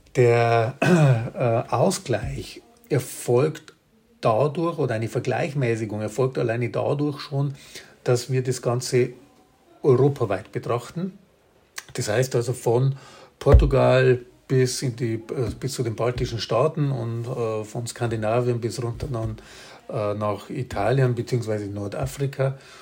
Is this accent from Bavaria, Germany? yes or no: yes; Bavaria, Germany; bei uns in Bayern